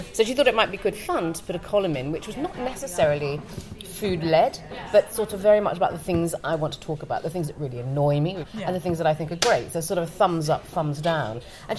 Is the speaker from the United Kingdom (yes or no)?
no; Thailand; I grew up in Thailand where they eat everything.